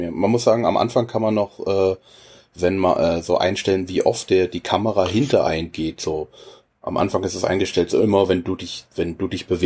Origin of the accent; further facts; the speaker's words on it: Berlin, Germany; als Berliner sagt man, wenn es okay ist, ist geil.